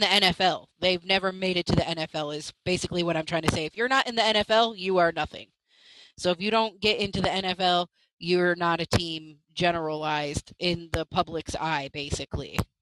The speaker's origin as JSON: {"language": "English", "town": "Buffalo", "region": "New York", "country": "United States", "said": "I'm also from Buffalo"}